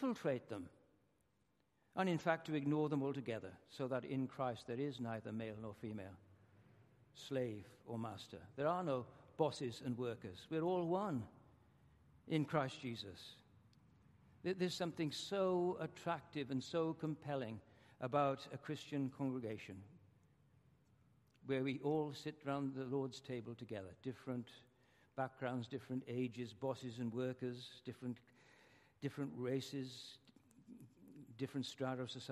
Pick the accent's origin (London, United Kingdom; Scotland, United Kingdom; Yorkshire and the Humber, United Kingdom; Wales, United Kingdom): Wales, United Kingdom; moved away; I come from Wales, which is a kind of socialist country